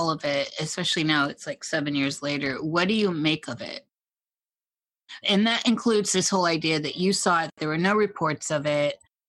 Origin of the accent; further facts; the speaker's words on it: Midwest, United States; I'm from the Midwest, so lots of Lutherans out there